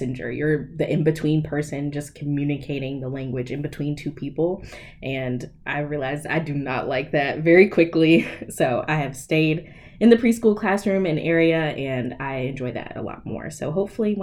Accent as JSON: {"language": "English", "town": "Greensboro", "region": "North Carolina", "country": "United States", "tie": "born or raised there", "also_born_or_lived": "Pembroke, North Carolina", "said": "I was born and raised in Greensboro"}